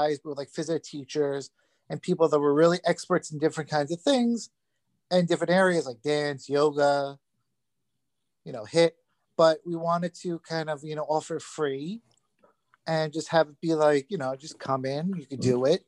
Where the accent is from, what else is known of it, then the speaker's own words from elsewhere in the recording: Long Island, New York, United States; also born or lived in Queens, New York; I was born in Queens, grew up in Long Island.